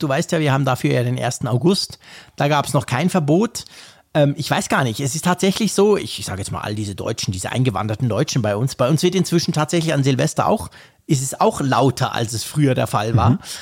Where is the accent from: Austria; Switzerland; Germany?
Switzerland; bei uns in der Schweiz